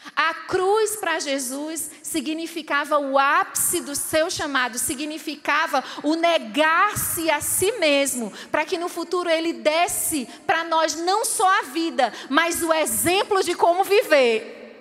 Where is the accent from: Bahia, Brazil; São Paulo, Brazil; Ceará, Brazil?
Ceará, Brazil; Fortaleza; moved away as an adult; now in Angola; eu lembro quando eu era adolescente lá em Fortaleza